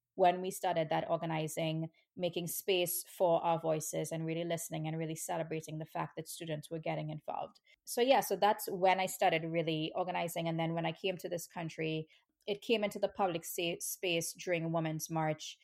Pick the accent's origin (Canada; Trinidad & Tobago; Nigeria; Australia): Trinidad & Tobago; moved away as an adult; now in New York, United States; I grew up in Trinidad, which is, um, a tiny, a really tiny island in the Caribbean